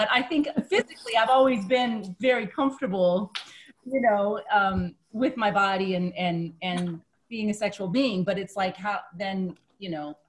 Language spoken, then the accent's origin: English; United States; growing up in the United States